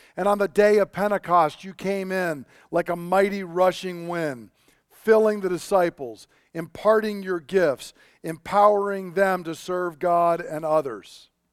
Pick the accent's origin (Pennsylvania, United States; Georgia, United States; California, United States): Georgia, United States; moved away; I grew up down in Georgia